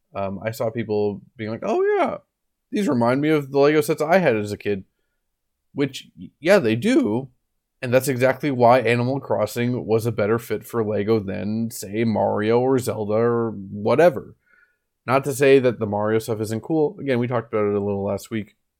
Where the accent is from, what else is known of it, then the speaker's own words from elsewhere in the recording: United States; moved away; I grew up in America